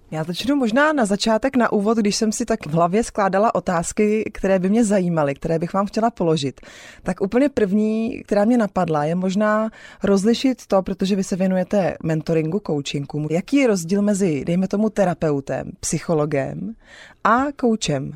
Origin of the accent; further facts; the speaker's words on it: Czechia; my jako Češi